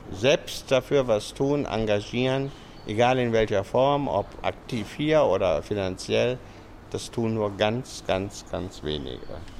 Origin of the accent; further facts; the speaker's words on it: Germany; now in Pattaya, Thailand; als Europäer, als Deutsche